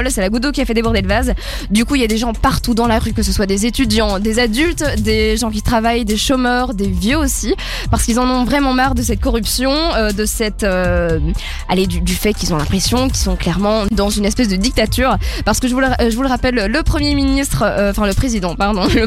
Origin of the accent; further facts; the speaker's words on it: Belgium; en tant que Belge là-bas, nous on a l'habitude de sortir, de boire des verres